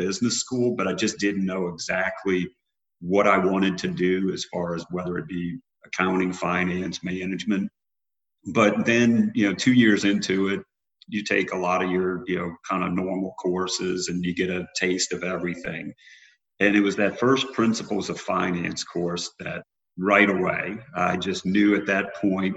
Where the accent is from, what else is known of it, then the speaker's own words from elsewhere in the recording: New Orleans, Louisiana, United States; I'm from New Orleans originally